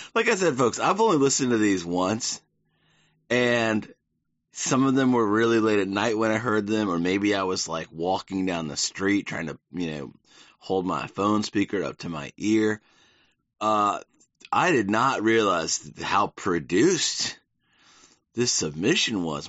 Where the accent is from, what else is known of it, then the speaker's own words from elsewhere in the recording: the South, United States; moved away; growing up in the South